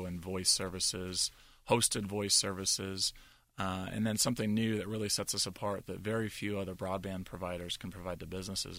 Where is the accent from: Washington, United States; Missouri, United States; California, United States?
Washington, United States; Seattle; moved away as an adult; also born or lived in Salt Lake City; now in Pittsburgh, United States; Born and raised in Seattle.